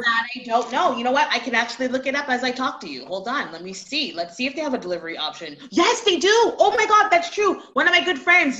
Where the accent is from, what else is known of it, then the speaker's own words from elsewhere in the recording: Montreal, Quebec, Canada; also born or lived in Toronto; Montreal, Montreal, Canada, for sure. I, that's where I'm from